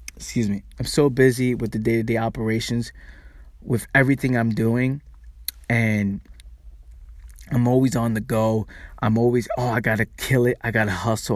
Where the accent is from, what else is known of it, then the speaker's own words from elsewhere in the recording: New York City, New York, United States; me growing up in the Bronx